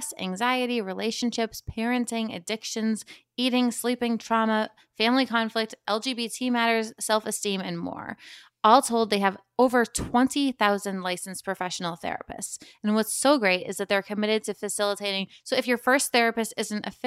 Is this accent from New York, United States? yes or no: no; Cape Cod, Massachusetts, United States; I grew up on Cape Cod in a restaurant